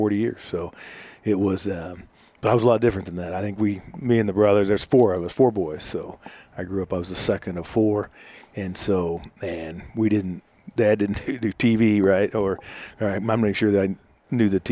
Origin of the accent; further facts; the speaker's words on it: Butler County, east of Wichita, Kansas, United States; I grew up in the district I represent, just east of Wichita in Butler County, out on the backside of a dairy farm